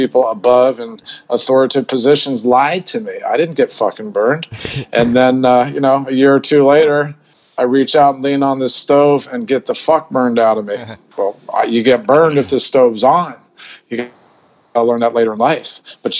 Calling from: Bangkok, Thailand; I'm calling from Bangkok in Thailand, Southeast Asia.

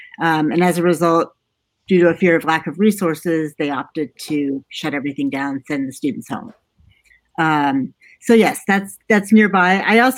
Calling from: Chapel Hill, North Carolina, United States; I am calling from just outside of Chapel Hill, North Carolina. I'm in the Research Triangle.

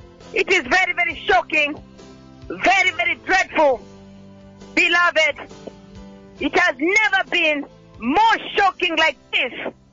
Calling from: Nairobi, Kenya; And I'm calling from Nairobi

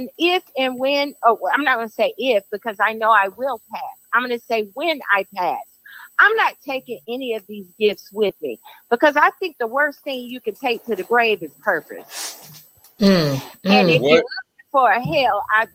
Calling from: Charlotte, North Carolina, United States; I'm calling from Charlotte, North Carolina

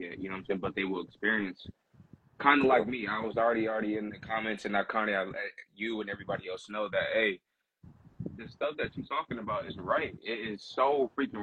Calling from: Northern California, United States; I'm calling from Cali, actually, Northern California.

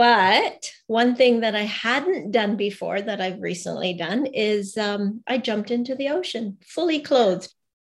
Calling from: Vancouver, British Columbia, Canada; Oh, so I'm in rainy today. Rainy Vancouver, British Columbia in Canada.

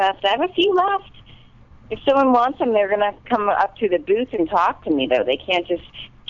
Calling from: Los Angeles, California, United States; I'm calling from Hollywood, California.

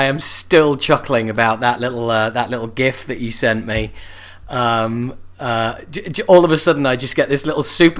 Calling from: London, United Kingdom; I'm calling from London town as we speak.

